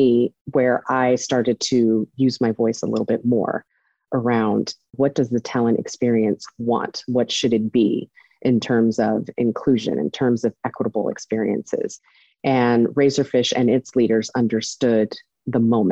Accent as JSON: {"language": "English", "town": "Riverside", "region": "California", "country": "United States", "tie": "born or raised there", "also_born_or_lived": "Los Angeles, California / New York", "moved": "as an adult", "said": "I was born and raised in Riverside, California"}